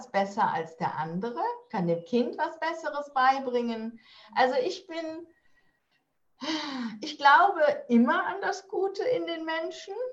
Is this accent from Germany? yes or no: yes; Rhineland, Germany; Ich komme ja aus dem Rheinland.